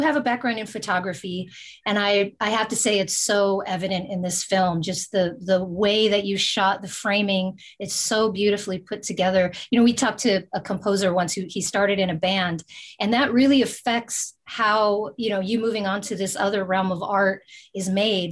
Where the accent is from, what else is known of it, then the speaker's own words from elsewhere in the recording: Bay Area, California, United States; we're from the Bay Area